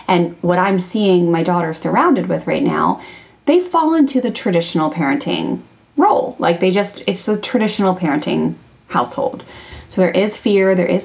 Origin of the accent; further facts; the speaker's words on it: Maryland, United States; I grew up in Maryland, like a small town in Maryland outside of Washington, D.C.